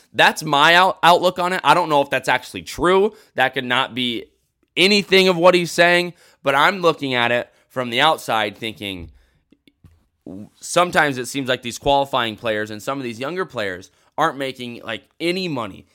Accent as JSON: {"language": "English", "country": "United States", "said": "I'm an American"}